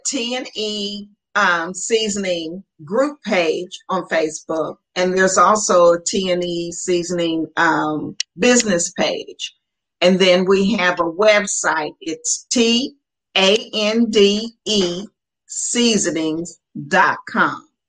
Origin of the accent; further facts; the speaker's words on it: Muncie, Indiana, United States; we were raised in Muncie, Indiana